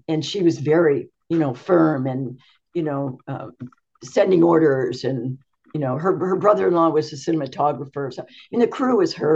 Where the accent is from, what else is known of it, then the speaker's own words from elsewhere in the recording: Yuba City, California, United States; also born or lived in Pasadena, California; I was born in Northern California on a farm in Yuba City, California. My dad was a peach rancher. So I lived there until I was 17